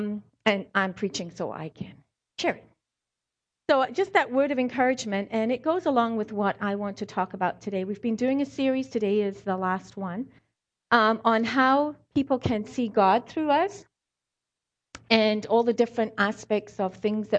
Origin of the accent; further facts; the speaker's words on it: South Africa; accent: South African; also born or lived in Scotland; I was born in Scotland, raised in South Africa, so I have some of the words or maybe some of the way I say a certain thing